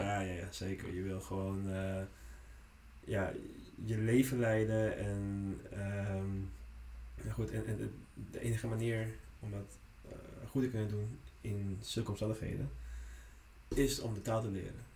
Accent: Netherlands; first language Spanish; Dutch is a second language; also born or lived in Lima, Peru / Friesland; now in Amsterdam, Netherlands; ik ben hier gewoon opgegroeid

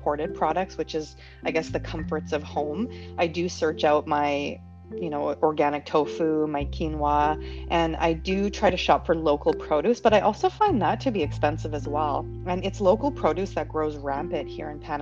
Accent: Canada; moved away; I'm from Canada.

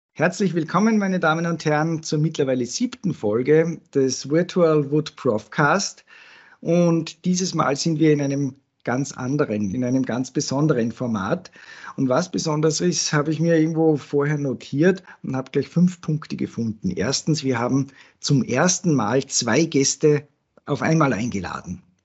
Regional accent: Salzburg, Austria; als Salzburger

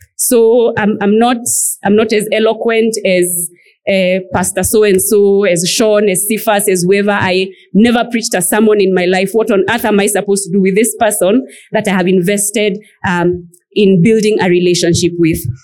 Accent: Nairobi, Kenya; also born or lived in Machakos, Kenya; growing up as an African child and a pastor's child for that matter growing up in Nairobi and in Machakos

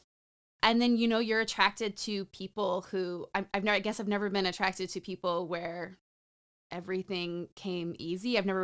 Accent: New Mexico, United States; also born or lived in Nevada / California / Utah / Colorado; So I grew up in Nevada, California, Utah, Colorado, New Orleans, and New Mexico.

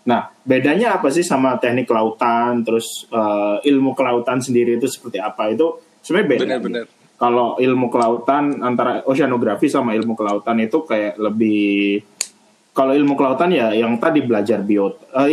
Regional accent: Java, Indonesia; Aku wong Jawa aslinya.

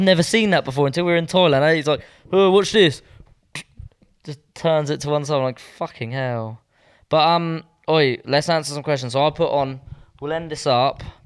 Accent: Southampton, South East England, United Kingdom; moved away as an adult; I feel like I've left Southampton.

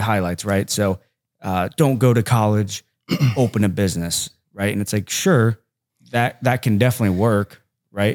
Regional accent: Hamilton, Ohio, United States; I'm just from Hamilton, Ohio

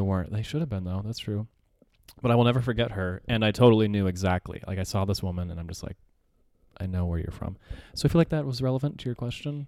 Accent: Yucaipa, California, United States; now in Arizona, United States; I grew up in Southern California

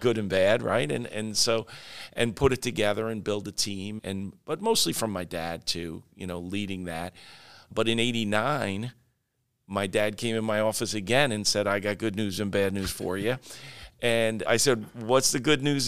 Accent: Oyster Bay, New York, United States; now in Florida, United States; I was in Long Island, in New York, um, in Oyster Bay, which is my hometown

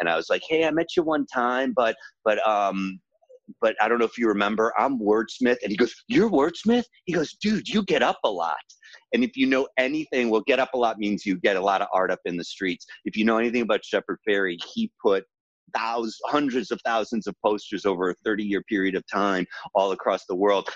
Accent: Chicago, Illinois, United States; moved away as an adult; also born or lived in Ohio; now in Los Angeles, United States; I was born in Ohio and grew up in Chicago.

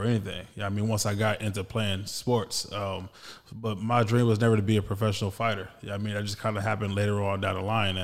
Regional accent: Los Angeles, California, United States; I'm a hometown kid. I grew up in South Central Los Angeles

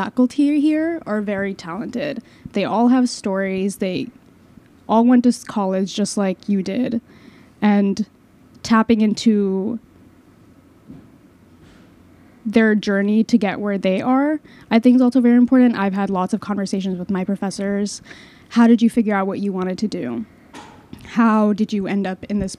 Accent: Long Island, New York, United States; I'm from Long Island

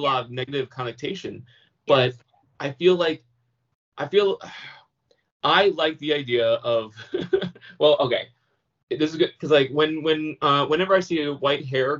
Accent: California, United States; as a Californian

